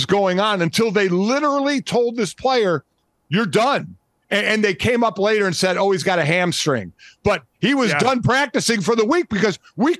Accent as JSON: {"language": "English", "town": "Cleveland", "region": "Ohio", "country": "United States", "said": "now I'm from Cleveland"}